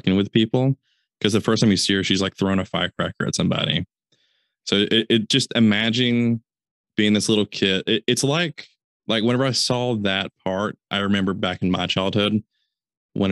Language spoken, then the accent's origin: English; the South, United States; We're from the South